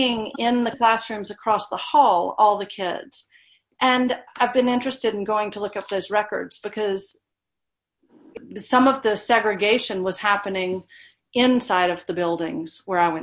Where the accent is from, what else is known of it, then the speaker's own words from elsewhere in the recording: Baton Rouge and Monroe, Louisiana, United States; I grew up in Baton Rouge and Monroe, in Louisiana.